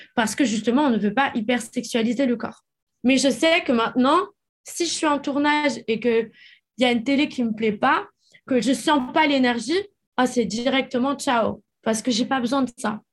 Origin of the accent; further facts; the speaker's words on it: France; moved away as an adult; also born or lived in United States; j'ai quitté la France quand j'avais 18 ans pour aller habiter aux États-Unis